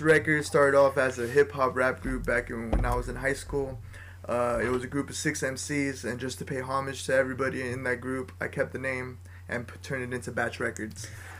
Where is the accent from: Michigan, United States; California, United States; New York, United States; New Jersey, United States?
California, United States; La Habra; we're all from La Habra